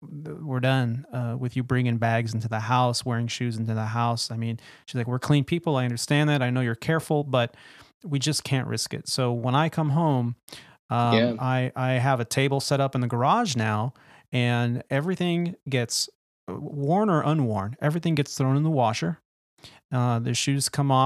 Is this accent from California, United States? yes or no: yes; Bay Area, California, United States; I grew up in the Bay Area, and Tahoe was my backyard playground